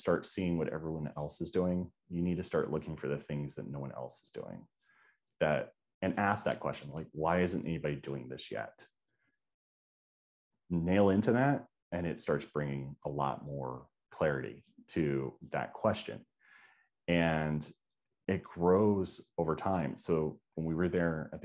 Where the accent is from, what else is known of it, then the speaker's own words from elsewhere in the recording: Georgia, United States; now in Florida, United States; I'm from Georgia